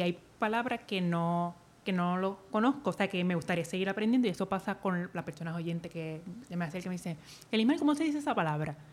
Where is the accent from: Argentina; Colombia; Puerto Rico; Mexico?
Puerto Rico; Naranjito; Yo me crié en Naranjito